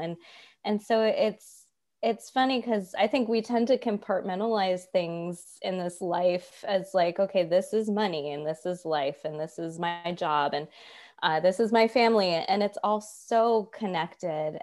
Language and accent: English; Atlanta, Georgia, United States; also born or lived in New York; I'm from Atlanta and I moved home